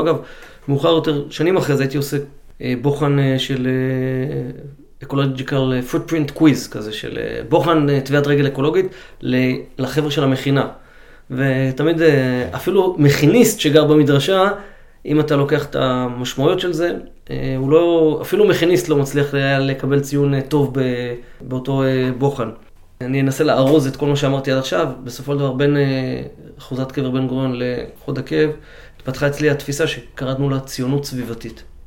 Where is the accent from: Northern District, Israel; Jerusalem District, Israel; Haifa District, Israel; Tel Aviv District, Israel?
Northern District, Israel; Karmiel; now in Ramat Negev, Israel; גדלנו כולנו בחוגי סיירות בכרמיאל